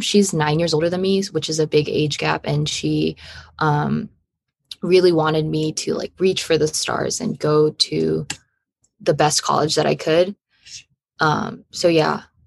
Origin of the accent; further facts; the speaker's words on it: Los Angeles, California, United States; I'm from Los Angeles, California